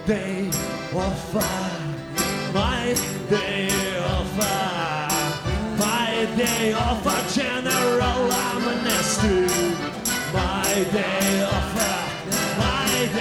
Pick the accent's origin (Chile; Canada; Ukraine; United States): Ukraine; I'm from Ukraine